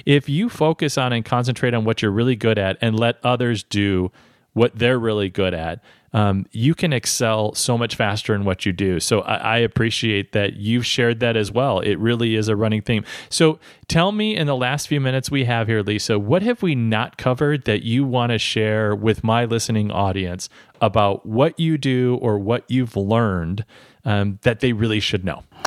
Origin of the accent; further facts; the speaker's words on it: Midwest, United States; I'm from the Midwest